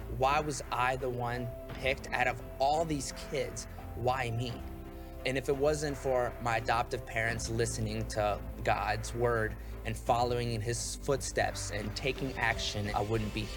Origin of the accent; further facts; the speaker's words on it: Ukraine; moved away; I was born in Ukraine